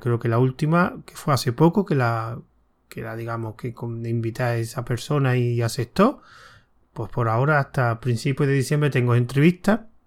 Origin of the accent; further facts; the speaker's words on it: Córdoba, Andalusia, Spain; yo soy de Córdoba